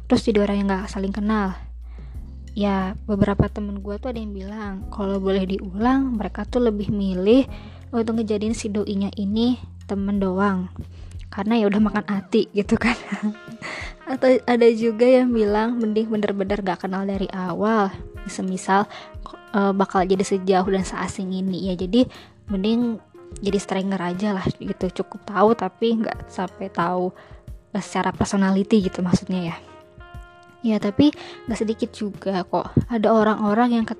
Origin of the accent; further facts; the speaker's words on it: Bandung, West Java, Indonesia; jadi kan gue itu kuliah di Jogja kebetulan rumah gue kan di Bandung